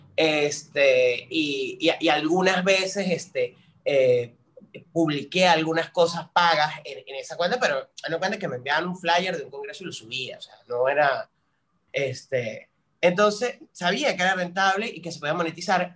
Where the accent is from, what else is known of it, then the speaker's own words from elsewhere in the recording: San Cristóbal, Táchira, Venezuela; moved away as an adult; now in Buenos Aires, Argentina; Yo soy de San Cristóbal, estado Táchira, o sea, la capital del Táchira, este, viví ahí casi 22 años de mi vida